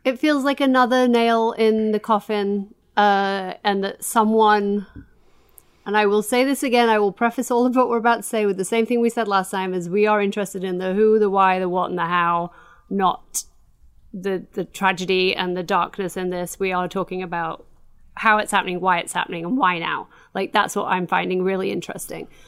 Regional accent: Doncaster, Yorkshire and the Humber, United Kingdom; I am from Doncaster

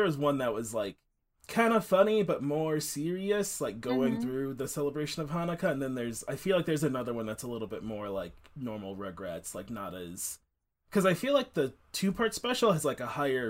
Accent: Detroit, Michigan, United States; now in Grand Rapids, United States; I grew up in Detroit.

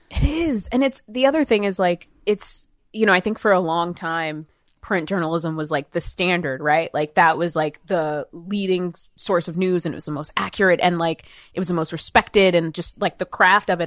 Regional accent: outside of Atlanta, Georgia, United States; also born or lived in Marietta / New York City; growing up, I grew up outside of Atlanta

